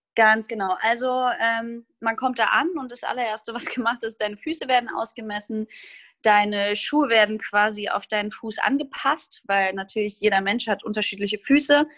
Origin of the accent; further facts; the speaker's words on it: Groß-Gerau, Hesse, Germany; moved away as an adult; also born or lived in Hamburg; now in Ruhr area, Germany; Ich komme aus einer kleinen Stadt namens Groß-Gerau in Hessen und ähm, bin da aufgewachsen